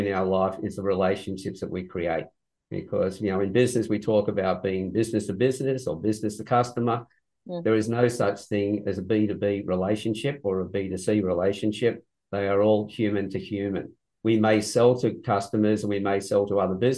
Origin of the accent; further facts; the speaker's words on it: Sydney, New South Wales, Australia; also born or lived in Newcastle, Australia; I was born in Sydney quite a long time ago. From that point, I then moved from Sydney to Newcastle